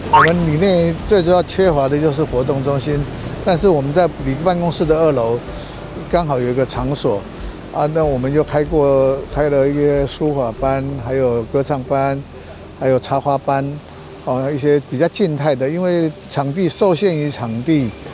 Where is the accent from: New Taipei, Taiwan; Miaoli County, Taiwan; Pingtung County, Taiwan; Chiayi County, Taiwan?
New Taipei, Taiwan; Zhonghe; 我土生土长的综合人，哎，今年六十二岁